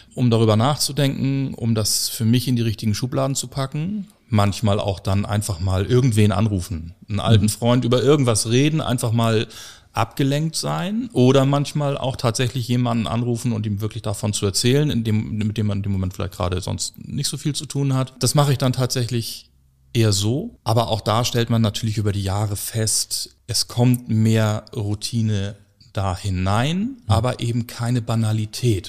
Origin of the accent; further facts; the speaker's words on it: Hamburg, Germany; ich bin äh, 1976 in dieser schönen Stadt Hamburg geboren